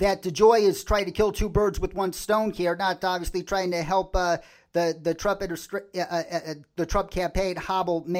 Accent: Illinois, United States; my home state of Illinois

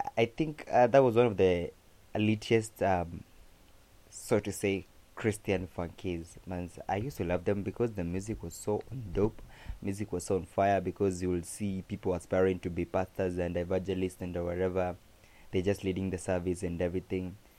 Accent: Kamba, Ukambani, Kenya; accent: Kamba; my Kamba accent

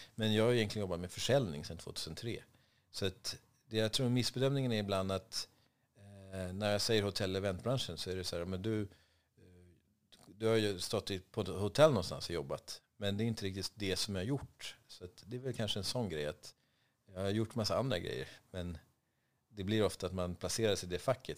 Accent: Vaxholm, Stockholm County, Sweden; moved away as an adult; also born or lived in Dubai; now in Stockholm, Sweden; jag växte upp på Reserö som är en liten ö eh, med tusen invånare hade det då.

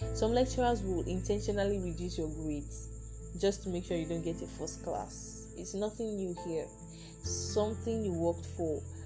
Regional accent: Nigeria; us as Nigerian students

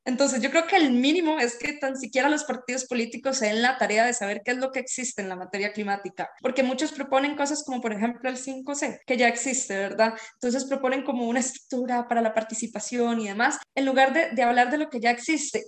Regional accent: Esparza, Puntarenas, Costa Rica; yo soy de Esparza

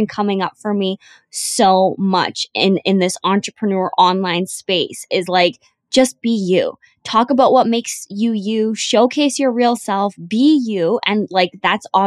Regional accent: Canada; now in Vancouver, Canada; me living in Vancouver or me being Canadian

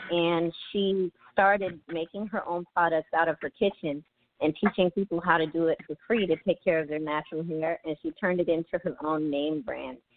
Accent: Philadelphia, Pennsylvania, United States; I'm from North Philadelphia

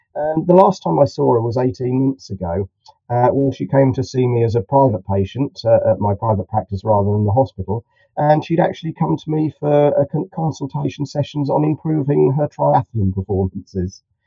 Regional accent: Farnham, South East England, United Kingdom; I'm about um, 30 miles um, southwest of London, a little place uh, called Farnham. It's on the Hampshire-Surrey border

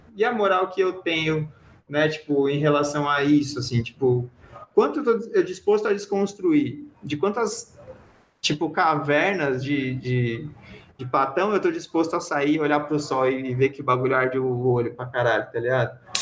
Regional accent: Brazil; e a gente se chama de brasileiro

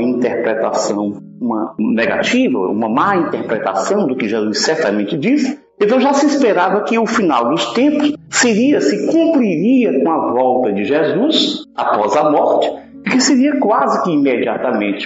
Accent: Fortaleza, Ceará, Brazil; de Fortaleza, da cidade onde nasci e onde moro

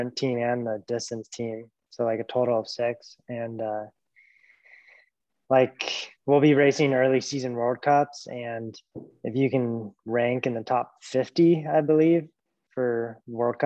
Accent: Fairbanks, Alaska, United States; moved away as an adult; also born or lived in Montana; now in Anchorage, United States; I grew up in Fairbanks, and my older siblings Nordic skied

